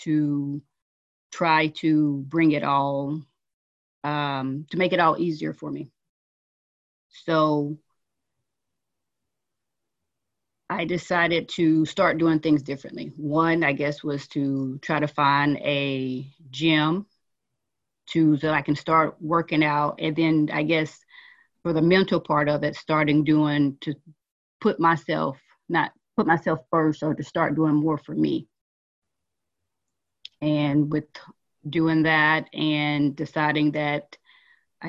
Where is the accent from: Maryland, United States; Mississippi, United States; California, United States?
Mississippi, United States; moved away; I am originally from Mississippi